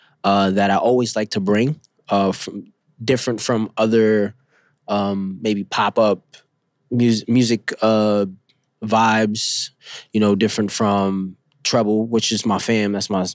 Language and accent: English; Bronx, New York, United States; I came from Bronxville Projects, which is in the Bronx. Now it's called Sonia Sotomayor. But because of my tribe, the people I grew up with, they shaped me to be the best artist I could be.